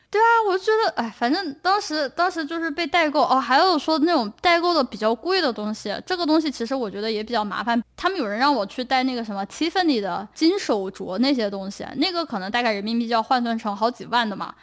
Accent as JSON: {"language": "Chinese", "region": "Chongqing", "country": "China", "moved": "yes", "lives_now": "United States", "said": "我是重庆人"}